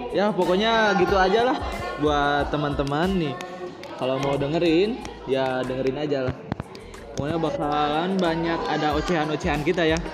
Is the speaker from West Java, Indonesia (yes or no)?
yes; Garut, West Java, Indonesia; asli Asgar